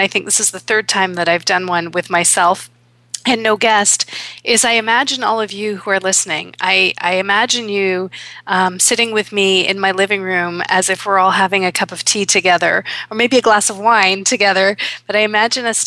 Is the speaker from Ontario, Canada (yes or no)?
yes; Toronto, Ontario, Canada; in Toronto, here in my hometown